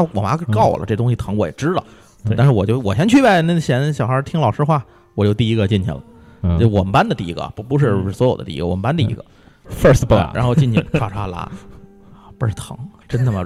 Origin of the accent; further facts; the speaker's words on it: Tianjin, China; 你像那会儿我在天津住，住在天津，我们还是三级跳坑那种大杂院里头公共厕所